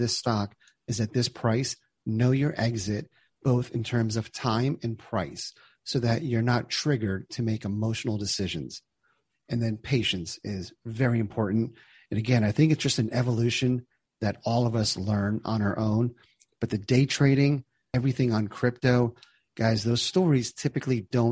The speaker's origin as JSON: {"language": "English", "region": "New Jersey", "country": "United States", "tie": "born or raised there", "said": "I grew up in New Jersey."}